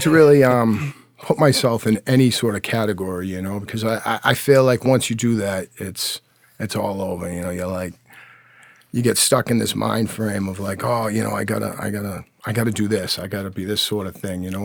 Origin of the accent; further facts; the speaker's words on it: Quincy, Massachusetts, United States; growing up in Squantum, uh, North Quincy, Massachusetts